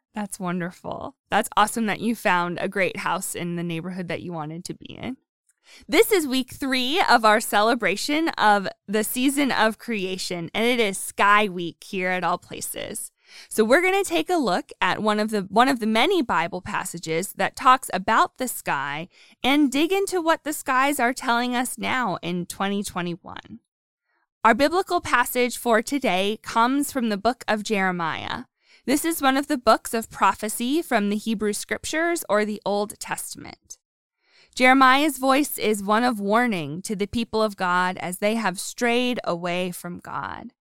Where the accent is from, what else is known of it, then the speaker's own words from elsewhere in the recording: Pennsylvania, United States; moved away; I'm from Pennsylvania